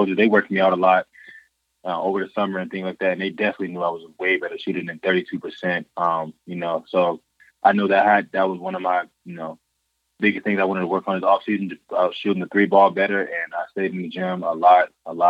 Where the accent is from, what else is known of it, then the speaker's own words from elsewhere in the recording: Florida, United States; moved away as an adult; now in Ann Arbor, United States; I'm from Florida, so I'm not used to the snow